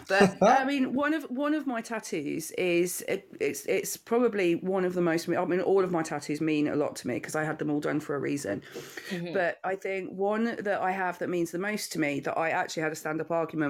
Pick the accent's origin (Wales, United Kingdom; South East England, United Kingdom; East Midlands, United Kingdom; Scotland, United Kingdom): East Midlands, United Kingdom; Leicester; now in Northamptonshire, United Kingdom; I'm from Leicester originally, but I'm currently in Northamptonshire in the UK